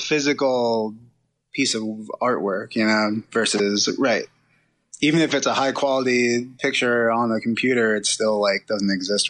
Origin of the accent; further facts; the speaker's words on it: Trenton, New Jersey, United States; I grew up right outside of Trenton.